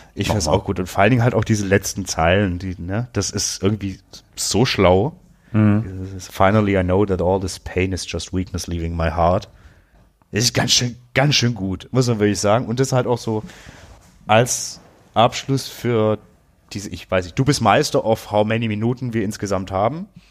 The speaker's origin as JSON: {"language": "German", "country": "Germany", "tie": "born or raised there", "said": "wir sind halt in Deutschland geboren"}